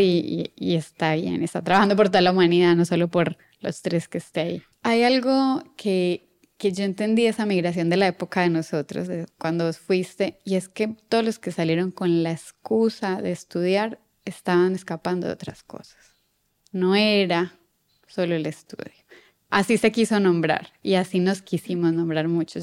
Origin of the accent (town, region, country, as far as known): Colombia; moved away as an adult; now in Buenos Aires, Argentina